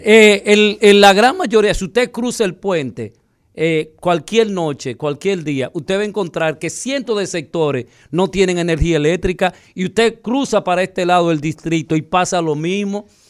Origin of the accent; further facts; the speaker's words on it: Dominican Republic; nosotros los dominicanos